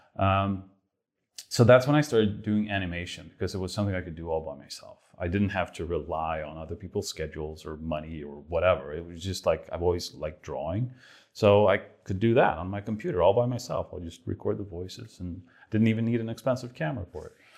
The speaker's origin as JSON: {"language": "English", "country": "Sweden", "moved": "yes", "said": "I'm from Sweden, and it's like the other side of the world"}